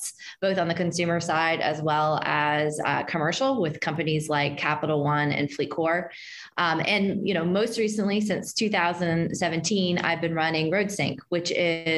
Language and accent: English; Martinsburg, West Virginia, United States; I grew up in Martinsburg, West Virginia